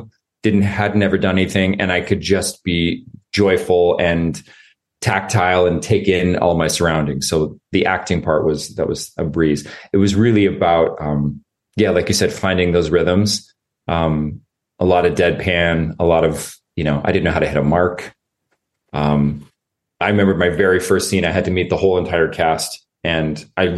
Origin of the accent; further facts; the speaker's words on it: Northern Idaho, United States; moved away; also born or lived in Seattle / New York City; Growing up in Northern Idaho in the woods with no running water.